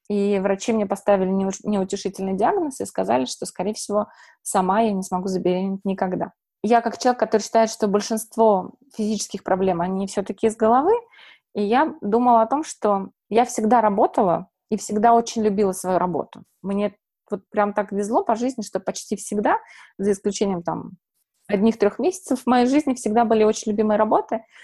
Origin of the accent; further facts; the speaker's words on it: Saint Petersburg, Russia; now in United States; Э, смотрите, я приехала, получается, из Петербурга с диагнозом бесплодия